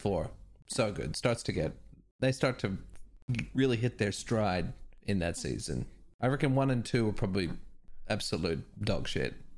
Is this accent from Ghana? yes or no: no; Perth, Western Australia, Australia; growing up in Perth